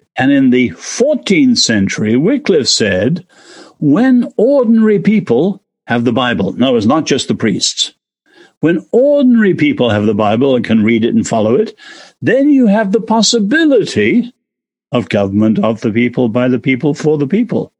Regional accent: England, United Kingdom; now in United States; as an Englishman living here

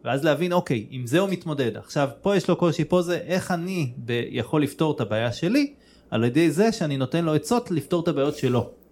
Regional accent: Israel; אני גדלתי בישראל

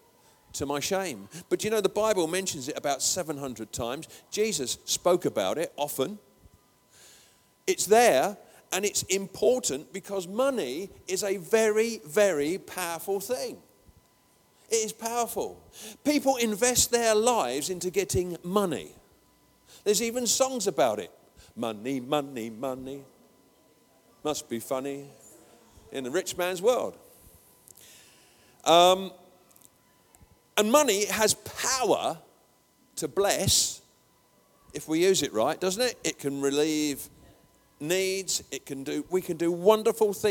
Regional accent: England, United Kingdom; I'm an Englishman

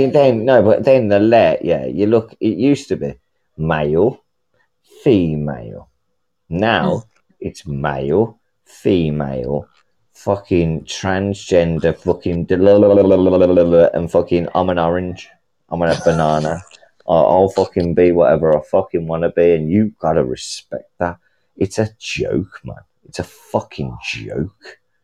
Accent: United Kingdom; I'm from the UK

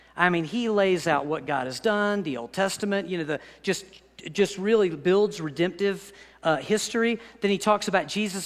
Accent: United States; I'm as American as you

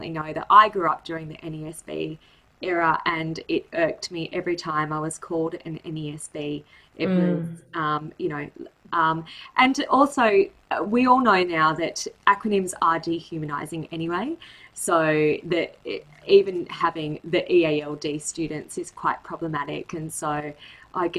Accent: Australia; I grew up as I'm an Indian Australian, so I grew up in an ESL class, whereas English was one of three languages spoken in my house

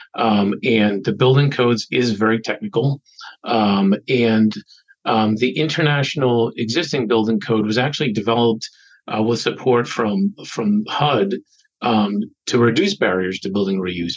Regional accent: Boston, Massachusetts, United States; I was born in Boston, grew up in an adjacent suburb.

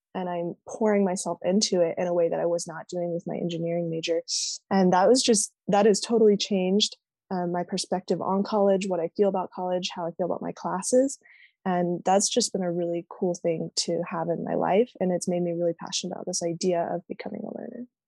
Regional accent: Austin, Texas, United States; now in Utah, United States; I'm from Austin, Texas

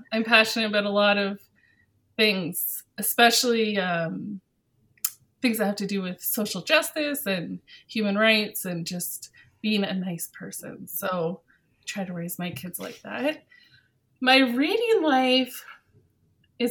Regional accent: Ontario, Canada; moved away as an adult; now in Edmonton, Canada; I'm from Ontario in Canada

